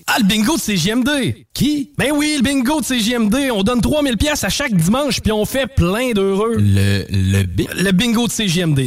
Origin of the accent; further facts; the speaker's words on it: Quebec, Canada; En tant que Québécois